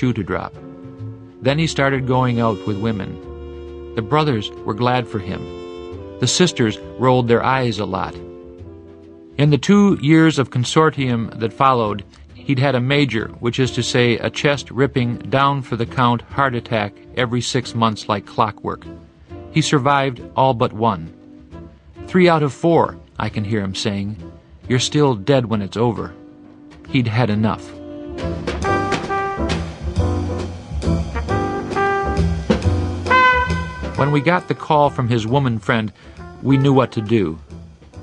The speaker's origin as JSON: {"language": "English", "region": "Michigan", "country": "United States"}